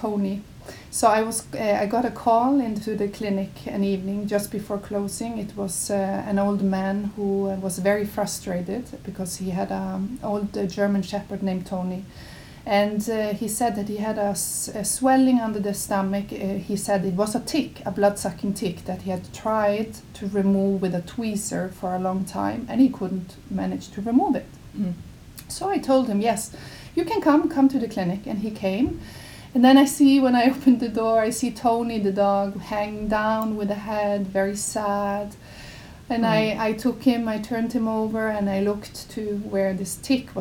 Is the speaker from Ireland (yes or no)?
no; Norway; moved away as an adult; also born or lived in Mozambique; now in Houston, United States; growing up in Norway, I would say I was surrounded by animals all the time